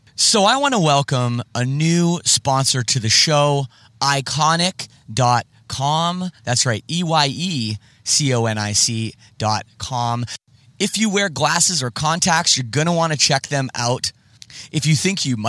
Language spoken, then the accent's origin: English; Oakville, Ontario, Canada; I grew up in Oakville, Ontario